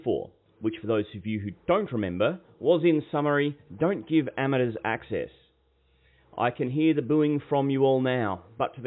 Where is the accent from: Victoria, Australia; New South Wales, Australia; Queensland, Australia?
Queensland, Australia; Being a Queenslander myself